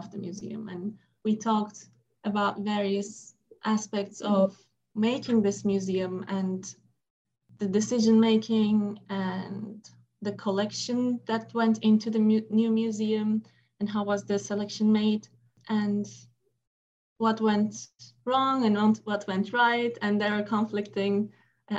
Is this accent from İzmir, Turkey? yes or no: no; Istanbul, Turkey; moved away as an adult; now in United States; I was actually still in Istanbul, in my hometown